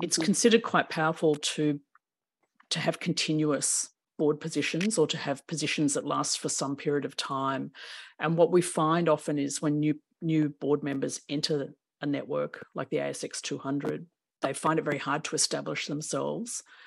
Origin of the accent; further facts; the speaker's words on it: Melbourne, Victoria, Australia; I was born in Melbourne, Naarm